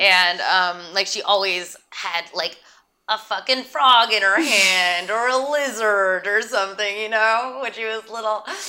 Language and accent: English; Santa Barbara, California, United States; also born or lived in New York; now in Los Angeles, United States; Audrey and I grew up in Santa Barbara